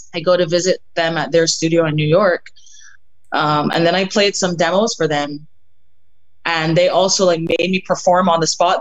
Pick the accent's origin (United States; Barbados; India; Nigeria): Barbados; moved away; growing up in Barbados, I I was, I guess you can say that I come from a music family